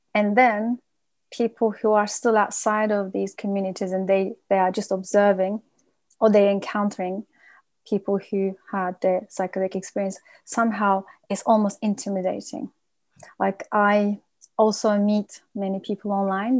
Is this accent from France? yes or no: no; United Kingdom; we are a nation that we don't really talk much, and vulnerability is not something we practice, and it's actually threatening to our being as British people